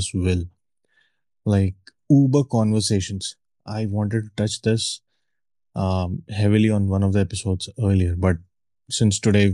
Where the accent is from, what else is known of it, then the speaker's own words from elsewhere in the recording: India; moved away as an adult; now in Mexico; I said, India